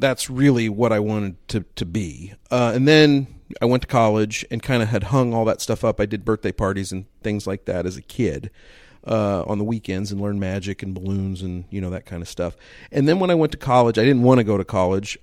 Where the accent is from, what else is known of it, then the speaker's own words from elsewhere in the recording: Kansas City, United States; moved away; I grew up in Kansas City